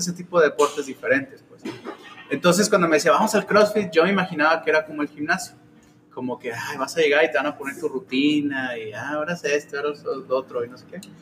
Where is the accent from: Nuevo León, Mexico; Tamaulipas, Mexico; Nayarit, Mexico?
Nayarit, Mexico; Tepic; moved away as an adult; also born or lived in Guadalajara; now in Los Cabos, Mexico; yo soy nacido en Tepic, Nayarit. Ah. Eh, a los 18 me fui a vivir a Guadalajara.